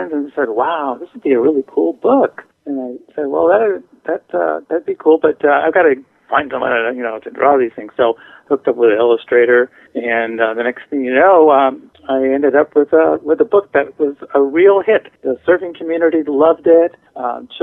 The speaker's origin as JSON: {"language": "English", "area": "Long Island", "region": "New York", "country": "United States", "tie": "born or raised there", "moved": "yes", "said": "I actually grew up on Long Island, New York"}